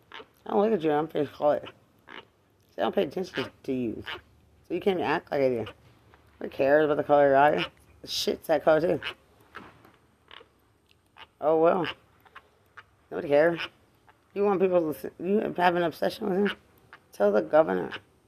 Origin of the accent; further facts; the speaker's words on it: Texas, United States; You saw me in Bexar County. I'm from Lubbock County.